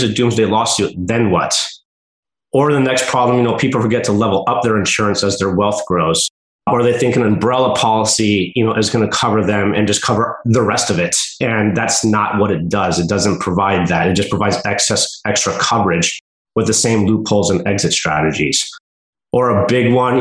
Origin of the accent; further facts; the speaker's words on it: United States; now in Oregon, United States; I'm from the mountains. I'm from Lake Tahoe. So we get lots of snow. You know, I live in Oregon now